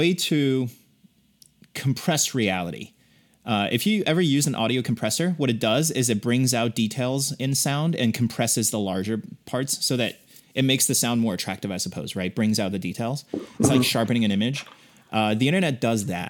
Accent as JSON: {"language": "English", "country": "China", "tie": "born or raised there", "moved": "yes", "lives_now": "United States", "said": "born and raised in China, and I came to the U.S. just like you"}